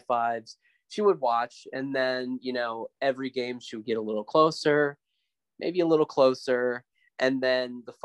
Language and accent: English; West Texas, United States; my hometown in West Texas